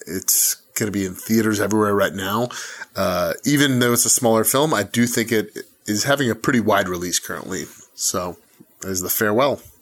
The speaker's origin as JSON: {"language": "English", "town": "Atlanta", "region": "Georgia", "country": "United States", "said": "I'm from Atlanta"}